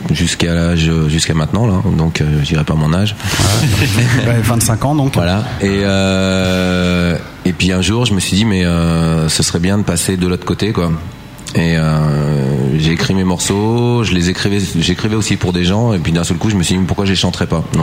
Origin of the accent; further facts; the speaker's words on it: Michigan, United States; accent: Michigan; j'ai commencé à chanter et comme avec mon accent euh, Michigan, Michigan quoi.